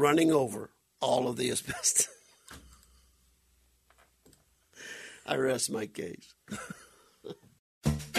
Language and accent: English; Welsh, Louisiana, United States; now in Arizona, United States; my hometown of Welch, Louisiana